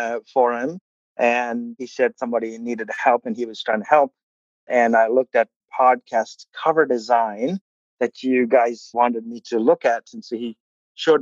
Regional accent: Kerala, India; first language Malayalam; English is a second language; moved away as an adult; also born or lived in Oklahoma, United States; now in Bartlesville, United States; I come from India. I grew up in India, southern India

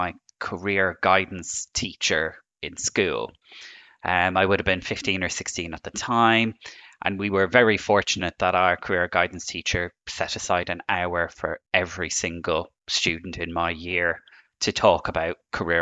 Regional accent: Ireland; as you can tell from my accent, I'm from Ireland.

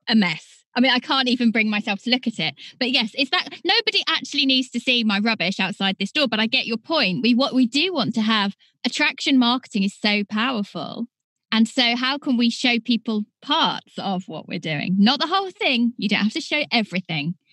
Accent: United Kingdom; accent: British; my British accent

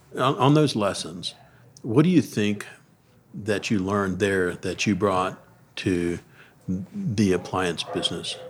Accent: Deep South, United States; I grew up in the Deep South

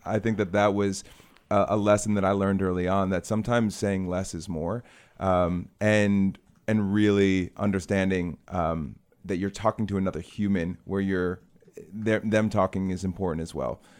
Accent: Chicago, Illinois, United States; I'm from Chicago

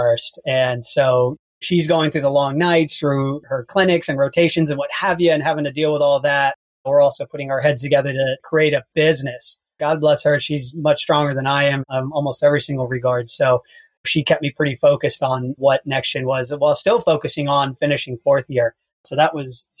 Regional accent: Houston, Texas, United States; I'm from Houston, Texas.

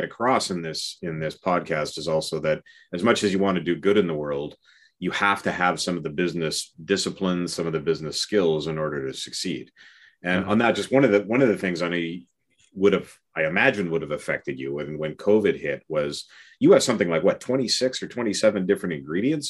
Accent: Western Canada, Alberta, Canada; I grew up in Canada, in Western Canada and Alberta

